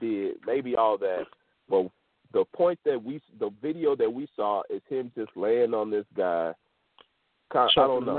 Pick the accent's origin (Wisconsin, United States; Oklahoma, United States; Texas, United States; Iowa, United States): Texas, United States; Houston; I'm from Houston, Texas